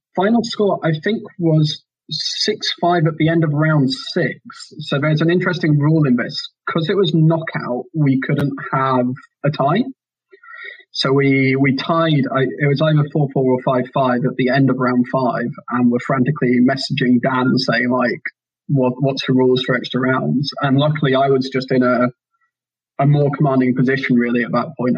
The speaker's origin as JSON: {"language": "English", "town": "York", "region": "Yorkshire and the Humber", "country": "United Kingdom", "tie": "born or raised there", "moved": "as an adult", "lives_now": "Oxford, United Kingdom", "said": "there's a big Malifaux community in York, which was my hometown"}